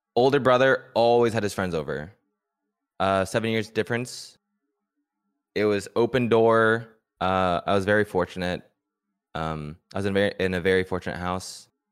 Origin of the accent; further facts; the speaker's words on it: San Luis Obispo County, Central California, United States; I was born and raised in Central California, uh, Slow County